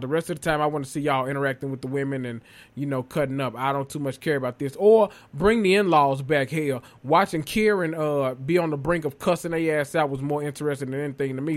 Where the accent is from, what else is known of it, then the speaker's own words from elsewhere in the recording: the South, United States; now in Memphis, United States; I'm from the South, too